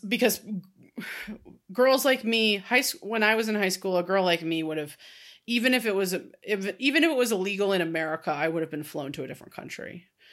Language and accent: English; California, United States; I grew up in California, so it would have been in this state